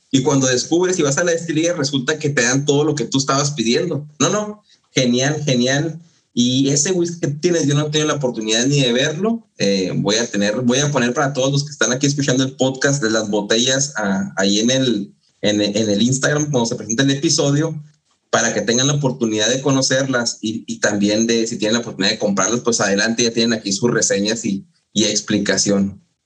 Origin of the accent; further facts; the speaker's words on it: Mexico; yo que vengo de México